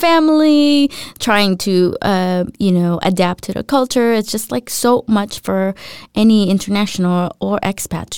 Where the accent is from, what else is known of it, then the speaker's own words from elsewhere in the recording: United States; moved away as an adult; now in Denmark; coming to Denmark as an American